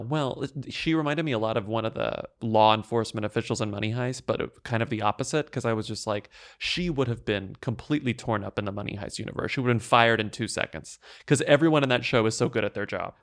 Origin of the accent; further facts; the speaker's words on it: Texas, United States; I'm from Texas, too.